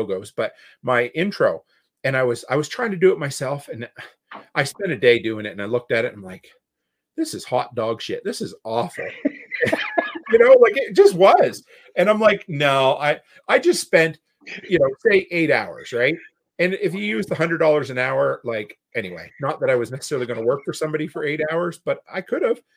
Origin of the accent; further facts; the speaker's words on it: Nova Scotia, Canada; growing up on the East Coast where I grew up, you know, you're never, nobody ever brags about anything they do, or, you know, they're never confident in what they do. That's just the whole Nova Scotia mindset